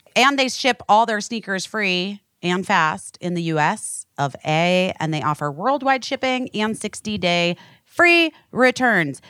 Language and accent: English; West Coast, United States; moved away; I'm really from the West Coast